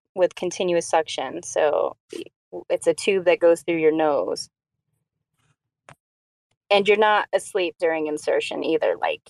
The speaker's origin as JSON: {"language": "English", "town": "San Diego", "region": "California", "country": "United States", "tie": "born there", "also_born_or_lived": "New York / Massachusetts / Colorado / Idaho", "lives_now": "Arizona, United States", "said": "So I was born in San Diego. That's where my mom and dad met. And then we've lived everywhere. New York, Massachusetts, Arizona, where I'm at right now. Colorado, Idaho."}